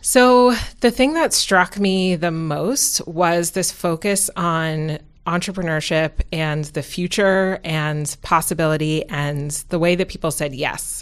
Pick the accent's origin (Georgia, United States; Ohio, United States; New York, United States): New York, United States; New York City; moved away as an adult; also born or lived in Massachusetts / West Coast; I grew up in New York City